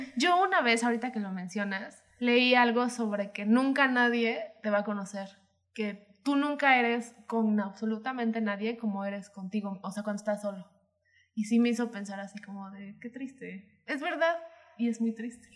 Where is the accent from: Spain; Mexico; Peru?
Mexico; como mexicano entiendes varios chistecitos, varias como costumbres